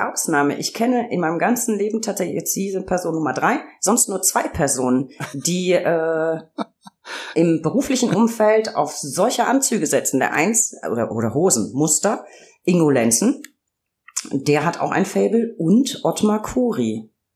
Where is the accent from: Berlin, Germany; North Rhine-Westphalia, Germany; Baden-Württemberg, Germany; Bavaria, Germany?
Bavaria, Germany; Franconia; accent: Lower Franconian; ich liebe meinen mein Heimatdialekt. Ich komme aus Franken, also auch Weingegend